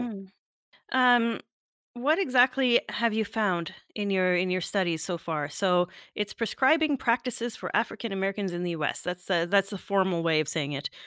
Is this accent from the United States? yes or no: no; Canada; I'm Canadian